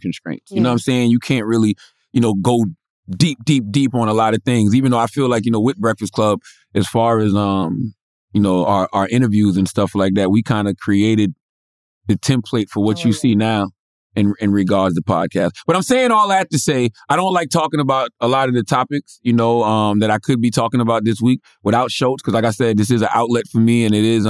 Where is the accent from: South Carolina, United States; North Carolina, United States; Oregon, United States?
South Carolina, United States; I come from South Carolina